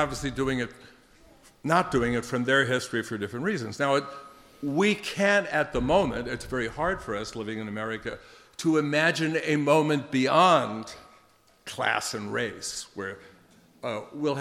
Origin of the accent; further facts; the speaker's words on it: New York City, New York, United States; moved away as an adult; now in Seattle, United States; I'm from New York City, the cityest of cityest slickers